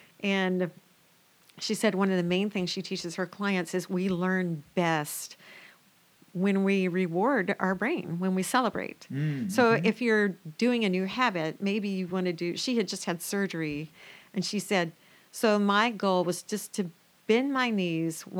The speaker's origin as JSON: {"language": "English", "region": "the South", "country": "United States", "tie": "born or raised there", "said": "I grew up in the South"}